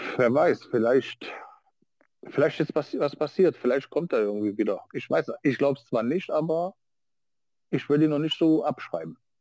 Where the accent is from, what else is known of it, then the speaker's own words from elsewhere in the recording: Niedernhausen, Hesse, Germany; bei uns in Niedernhausen